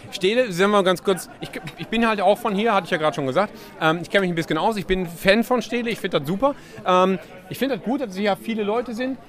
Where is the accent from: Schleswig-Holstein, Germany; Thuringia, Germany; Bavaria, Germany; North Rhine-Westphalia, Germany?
North Rhine-Westphalia, Germany; Essen; in meiner alten Heimat Essen-Stehle